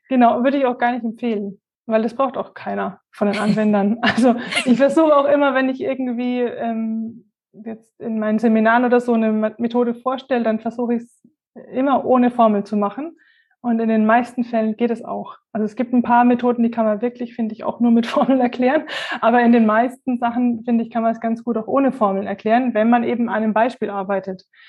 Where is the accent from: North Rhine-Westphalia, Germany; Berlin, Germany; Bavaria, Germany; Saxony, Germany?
Bavaria, Germany; near Würzburg; Ich komme aus der Nähe von Würzburg.